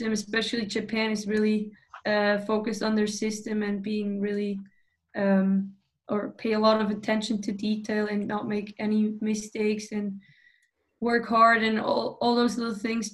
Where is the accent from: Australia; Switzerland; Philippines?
Switzerland; born or raised there; English is a second language; moved away as an adult; also born or lived in Duluth, Minnesota; now in Sweden